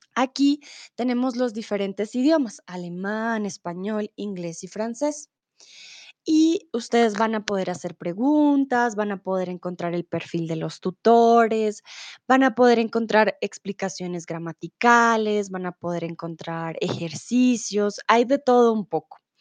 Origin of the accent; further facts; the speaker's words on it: Bogotá, Colombia; soy de Colombia, de Bogotá